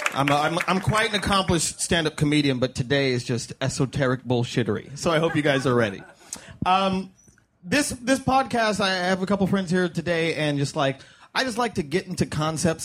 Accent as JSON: {"language": "English", "country": "United States", "tie": "born or raised there", "said": "I was born in the United States of America"}